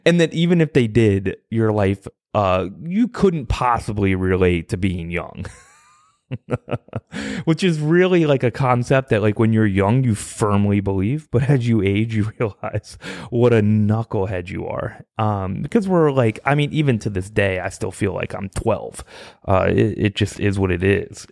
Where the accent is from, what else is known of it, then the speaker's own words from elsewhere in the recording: Virginia, United States; I'm from Virginia